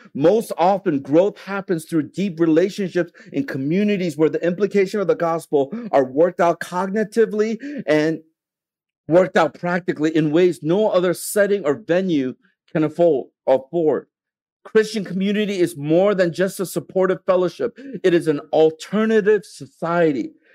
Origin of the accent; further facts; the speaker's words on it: United States; now in Hong Kong; I'm from America